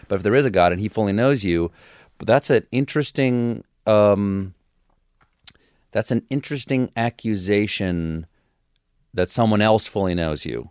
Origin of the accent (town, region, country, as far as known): Charleston, South Carolina, United States; born or raised there; also born or lived in Washington, D.C. / James Island, South Carolina